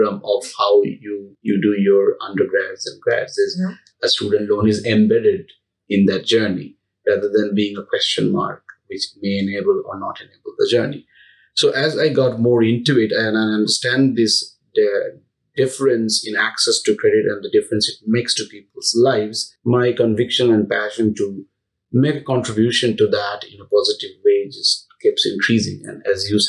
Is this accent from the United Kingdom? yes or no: no; India; moved away as an adult; also born or lived in United States; growing up in India and then moving to US for my first job with Capital One